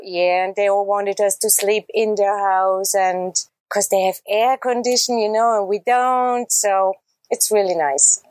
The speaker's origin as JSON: {"language": "English", "region": "Salzburg", "country": "Austria", "tie": "born or raised there", "said": "I was born and raised in Salzburg in Austria"}